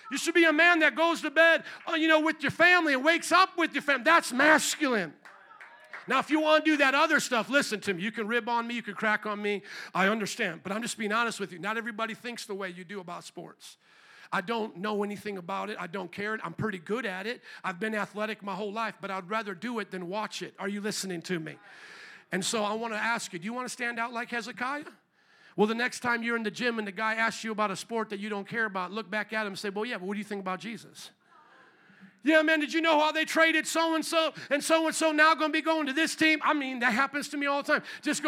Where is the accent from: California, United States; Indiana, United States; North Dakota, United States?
Indiana, United States; now in Chicago, United States; I came from Indiana, the Hoosiers and all this.